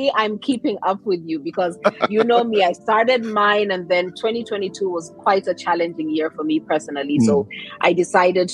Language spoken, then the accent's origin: English; Kenya; I am Kenyan by birth